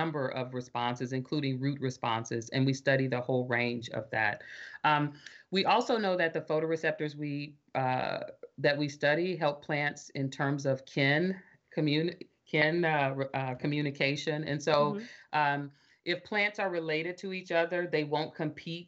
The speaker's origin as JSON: {"language": "English", "region": "Arkansas", "country": "United States", "said": "I'm from Arkansas. I can recognize the Southern accent of my relatives"}